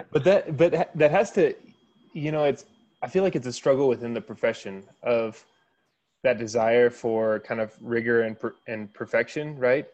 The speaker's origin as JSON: {"language": "English", "region": "Kansas", "country": "United States", "tie": "born or raised there", "said": "I grew up in Kansas and just went to Kansas State"}